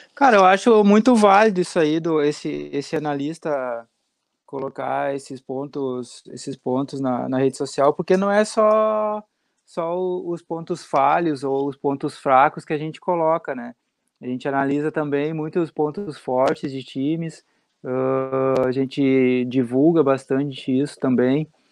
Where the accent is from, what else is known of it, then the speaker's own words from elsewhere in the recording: South Region, Brazil; eu sou aqui do Sul